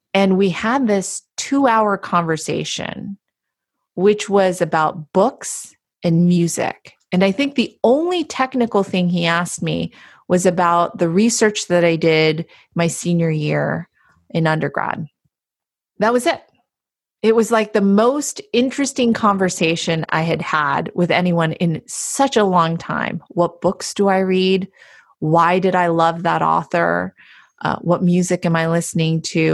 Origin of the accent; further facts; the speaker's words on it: Palo Alto, California, United States; I'm from Palo Alto